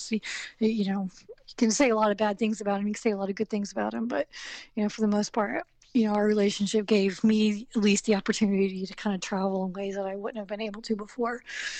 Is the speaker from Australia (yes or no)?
no; the South, United States; accent: Southern; And because I have a very Southern, not a Georgian accent. I don't sound like I'm from Georgia.